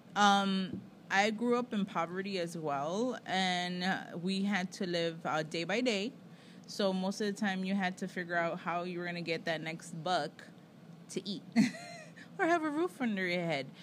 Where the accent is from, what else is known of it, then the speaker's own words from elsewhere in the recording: United States; I'm American.